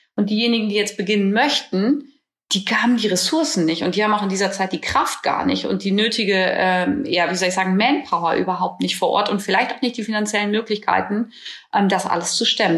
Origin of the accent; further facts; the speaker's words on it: Northern Germany, Germany; bei uns in Norddeutschland